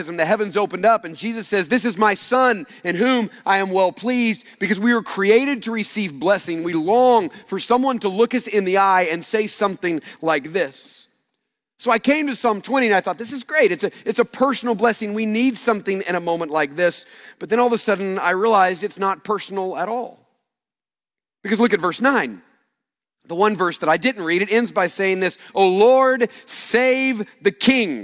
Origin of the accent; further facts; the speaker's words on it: United States; growing up in the United States, particularly growing up for me in the late 70s, early 80s during the Cold War